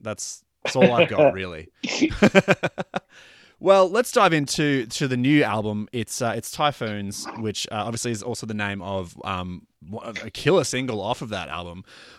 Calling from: Brisbane, Queensland, Australia; I'm recording from Brisbane, which is a pretty, you know, it's a town that has a lot of history with the band.

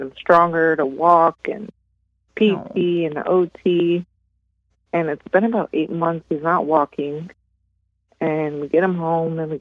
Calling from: Delray Beach, Florida, United States; I'm from Delray Beach, Florida

